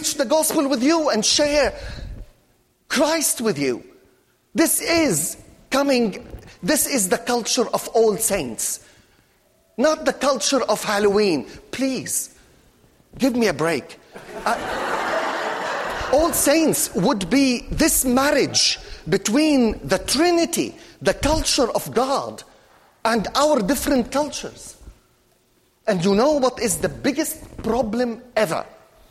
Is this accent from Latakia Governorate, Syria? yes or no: yes; Latakia, Latakia Governorate, Syria; moved away; the Protestant church in my hometown, which is Latakia, the Mediterranean port of Syria